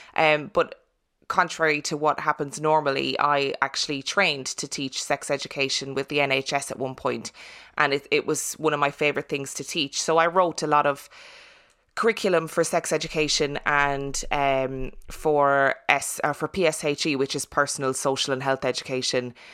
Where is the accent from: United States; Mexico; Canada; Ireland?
Ireland; I'm I'm Irish and I'm from Catholic Ireland